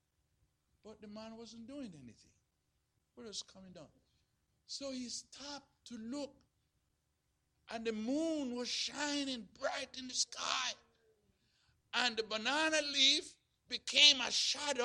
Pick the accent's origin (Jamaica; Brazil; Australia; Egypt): Jamaica; growing up in Jamaica